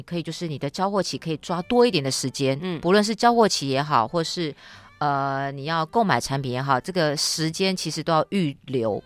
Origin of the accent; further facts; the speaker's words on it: Taiwan; moved away as an adult; also born or lived in India; now in Delhi, India; 站在我们台湾人的角度